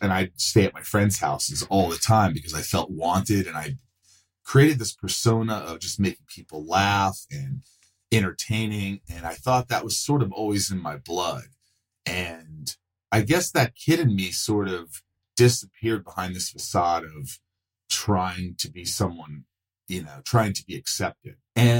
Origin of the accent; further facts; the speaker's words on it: Indiana, United States; also born or lived in New York; we moved to Indiana from New York, which was a big change. How old are you? I was 8